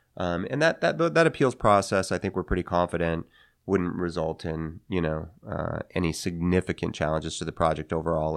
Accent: Seattle, Washington, United States; moved away as an adult; I grew up here in Seattle. Um, my parents moved here when I was, uh, I guess, about six, and so I spent most of my impressionable years here

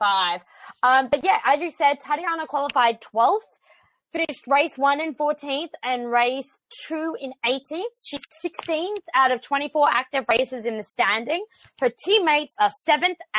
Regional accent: Australia; moved away; I'm from a nation of immigrants

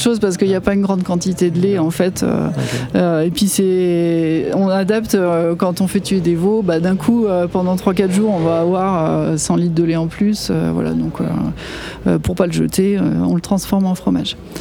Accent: Chamonix, Auvergne-Rhône-Alpes, France; je suis originaire de la vallée de Chamonix

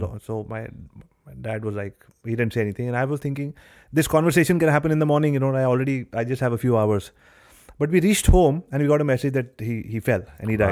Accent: Delhi, India; I was born and brought up in Delhi

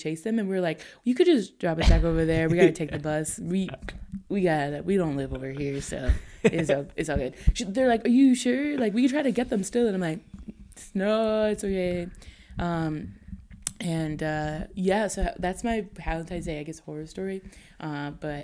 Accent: Hamilton, Ontario, Canada; I'm from Hamilton.

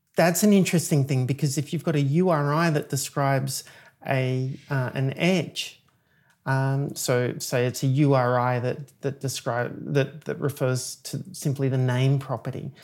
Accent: Australia; moved away as an adult; also born or lived in Chicago, United States; now in United States; I'm an Australian software engineer. I moved to the United States twelve, sorry, um, seventeen years ago.

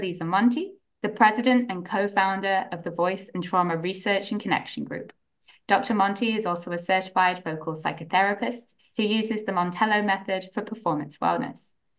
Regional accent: United Kingdom; accent: British; now in United States; I'm originally from the UK and have lived in the US for about 10 years. But my British accent has all but disappeared, but it comes back when I speak to my mum

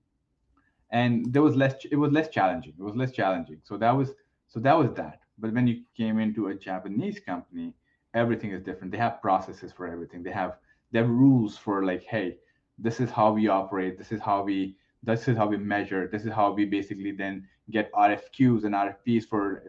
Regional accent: India; moved away as an adult; now in Canada; I was born and raised in India. I moved to Canada almost, I think, 18 years ago at this point.

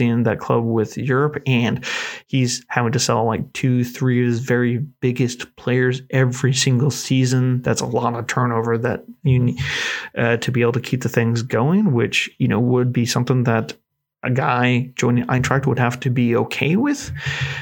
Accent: United States; being American

